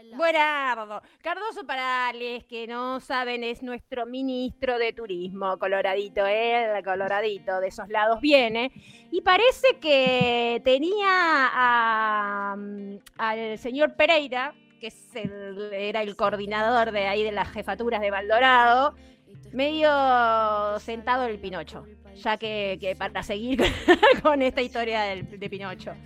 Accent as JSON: {"language": "Spanish", "town": "Libertad", "region": "San José", "country": "Uruguay", "tie": "born or raised there"}